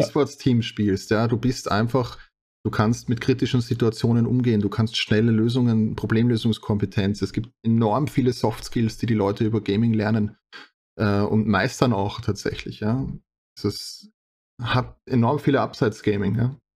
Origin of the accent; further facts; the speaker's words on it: Austria; bei uns in Österreich